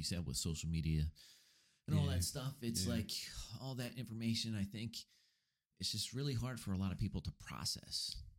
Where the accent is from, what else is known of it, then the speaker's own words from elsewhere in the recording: United States; We are Americans.